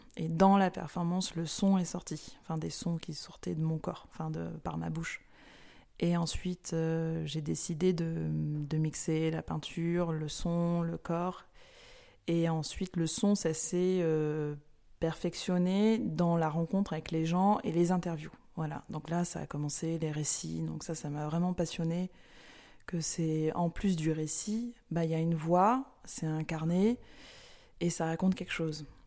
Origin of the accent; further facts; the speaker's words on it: Nice, Provence-Alpes-Côte d'Azur, France; now in Marseille, France; moi je suis originaire de la Méditerranée. Bon, Marseille ça en fait partie, mais de Nice